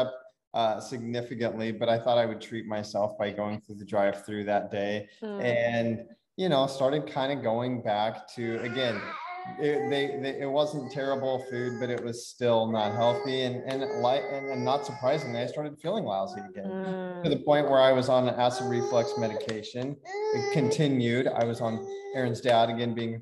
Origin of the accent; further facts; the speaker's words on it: Nebraska, United States; moved away; we're from Nebraska. We're in Nebraska.